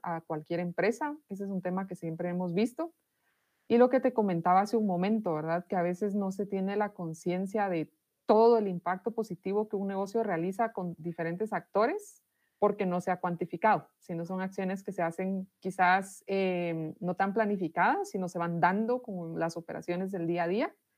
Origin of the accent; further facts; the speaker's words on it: Guatemala; soy de Guatemala, vivo en esta ciudad que se llama Totonicapán